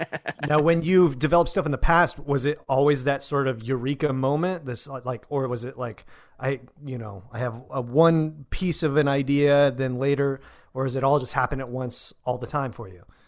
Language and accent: English; United States; we, as American entertainers